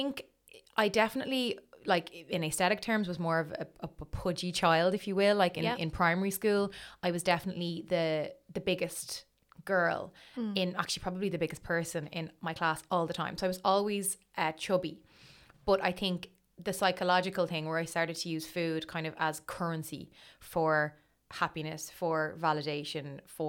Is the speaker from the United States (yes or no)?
no; Dublin, Leinster, Ireland; also born or lived in Crumlin / Citywest; I'm from Dublin. So I was born in Crumlin, in the Coombe. And I lived in Crumlin until I was 4 or 5, and then we moved to City West. So my whole kind of childhood was in City West, my schooling years.